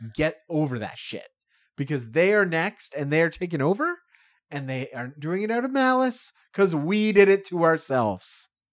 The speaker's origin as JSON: {"language": "English", "country": "Canada", "also_born_or_lived": "Toronto", "said": "I'm a white Canadian dude"}